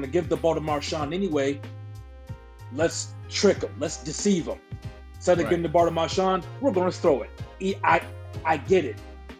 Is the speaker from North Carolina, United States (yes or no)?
no; Georgia, United States; I'm from Georgia. I am from Georgia.